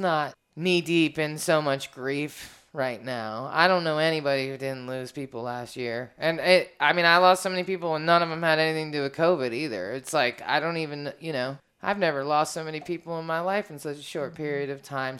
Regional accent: Washington, District of Columbia, United States; I'm from Washington, D.C., so everybody in my life that I care about is black

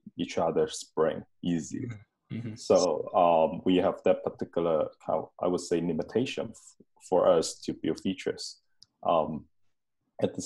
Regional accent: Hong Kong; moved away as an adult; now in Tallinn, Estonia; my hometown, Hong Kong

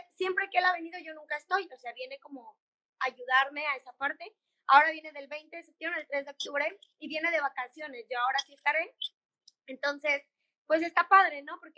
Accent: Mexico; moved away as an adult; pero si México es hermoso y en mi país nunca voy a ser turista y tengo todo en mi país para salir adelante

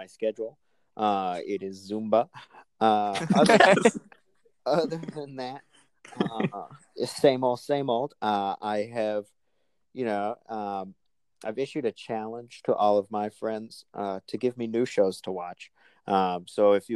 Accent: Georgia, United States; moved away as an adult; I am from Georgia. I am from Georgia

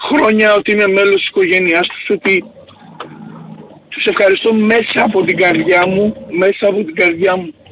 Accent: Keratsini, Attica, Greece; Γεια σου, είμαι από Κερατσίνη.

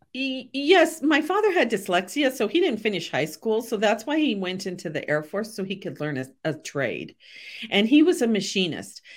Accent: Portland, Oregon, United States; also born or lived in Des Moines, Iowa; I grew up in Portland, Oregon

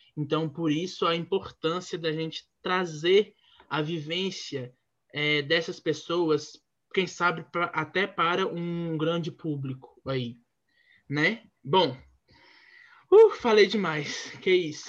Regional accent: interior of Minas Gerais, Brazil; eu sou do interior de Minas Gerais

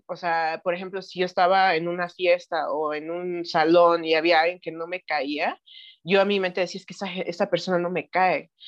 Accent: Knoxville, Tennessee, United States; moved away as an adult; also born or lived in Mexico City, Mexico; now in Paracho, Mexico; yo nací en la Ciudad de México, mi familia es de aquí, de la Ciudad de México, pero crecí en Estados Unidos, en una ciudad que se llama Knoxville, Tennessee. Eh, estuve ahí hasta como los 18 años

